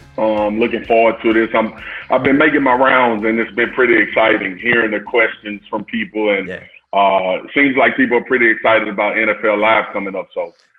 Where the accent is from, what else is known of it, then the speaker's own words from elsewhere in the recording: Baton Rouge, Louisiana, United States; I'm from Baton Rouge.